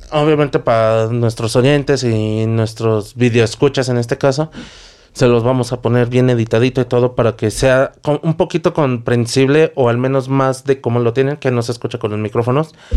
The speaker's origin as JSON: {"language": "Spanish", "country": "Mexico", "said": "somos mexicanos, al menos nosotros"}